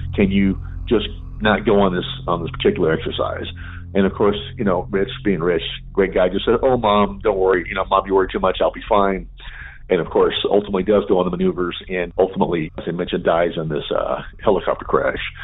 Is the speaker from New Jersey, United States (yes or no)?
no; Southern California, United States; moved away; I grew up in Southern California